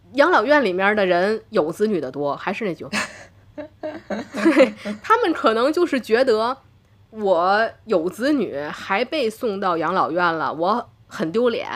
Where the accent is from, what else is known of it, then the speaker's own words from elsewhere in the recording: Tianjin, China; 我是天津人